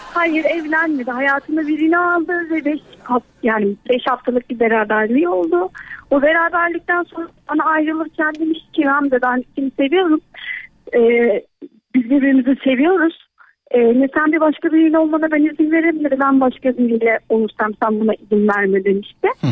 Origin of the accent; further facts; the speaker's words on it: Black Sea Region, Turkey; ben Karadenizliyim